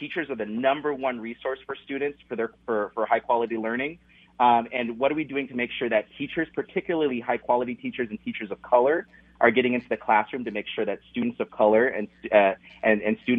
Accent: Washington, United States; now in Minnesota, United States; I'm originally from Washington State

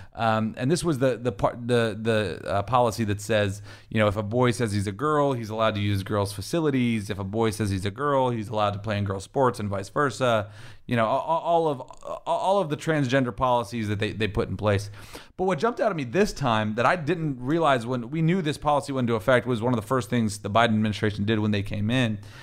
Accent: Warren, Ohio, United States; growing up in, in Warren, Ohio, we were a big football program there

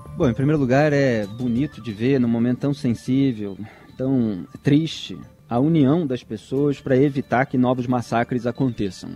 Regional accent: Rio de Janeiro, Brazil; Cresci no Rio de Janeiro vendo ele é, comendo e tomando chopp com os amigos na Cobal do Leblon

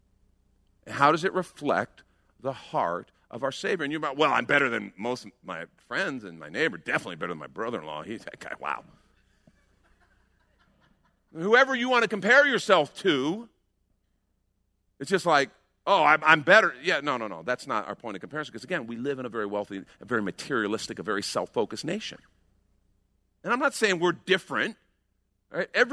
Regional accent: United States; We're American Christians

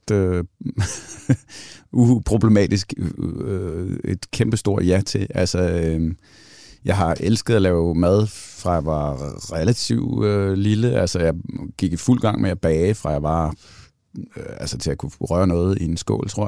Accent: Central Denmark Region, Denmark; Mine forældre kommer fra, fra Hørsholm, eller fra Sjælland af, og derfor er min accent heller ikke specielt jysk, hvis nogen undrer sig over det. Så hvad hedder det? Og så flyttede vi... Øh, øh, til Djursland i et eller andet faldfærdigt hus

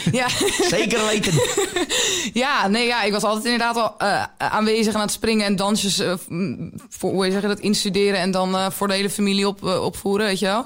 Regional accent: Nieuwkerk, Netherlands; opgegroeid in Nieuwkerk

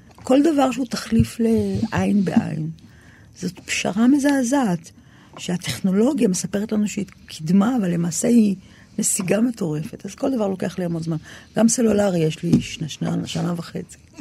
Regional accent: Tel Aviv-Yafo, Tel Aviv District, Israel; אני גדלתי ביפו ג'

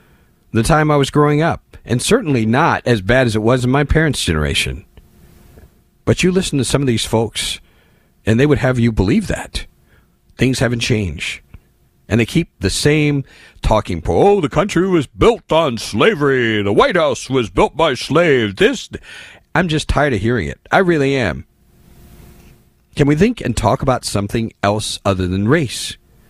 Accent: Indianapolis, Indiana, United States; I grew up in Indianapolis, in the Midwest, in the 70s.

